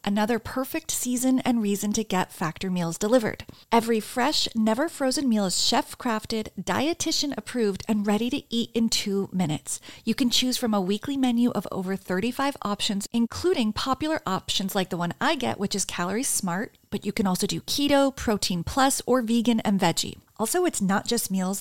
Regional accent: New Jersey, United States; now in New York City, United States; I'm from New Jersey

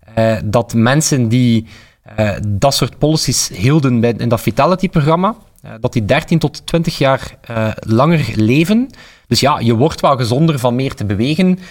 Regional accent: Flanders, Belgium; we als Vlaming

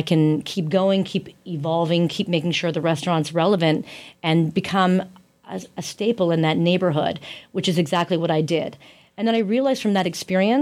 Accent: Canada; as a Canadian woman

